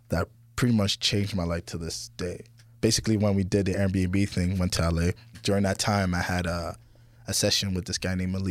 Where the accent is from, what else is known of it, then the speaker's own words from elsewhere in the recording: France; now in Toronto, Canada; I'm from France, and uh, yeah, so we all met in Toronto